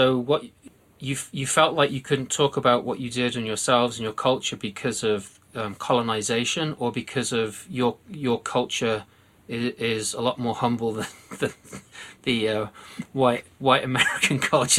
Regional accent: United Kingdom; born or raised there; now in United States

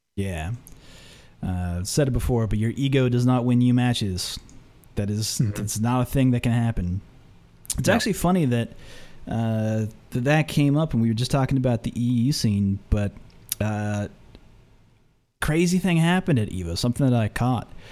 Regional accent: United States; I say Phenom because I'm from the United States

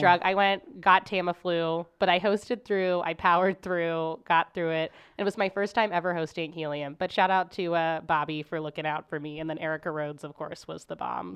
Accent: Cincinnati, Ohio, United States; moved away as an adult; now in St. Louis, United States; I grew up in Cincinnati

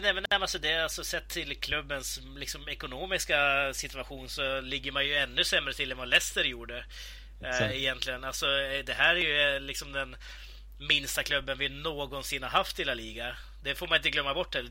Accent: between Sundsvall and Örnsköldsvik, Västernorrland County, Sweden; där jag kommer ifrån, då, mellan Sundsvall och eh, eh Övik

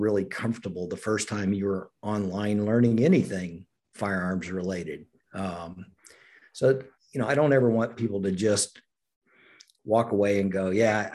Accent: Oklahoma, United States; I grew up in Oklahoma

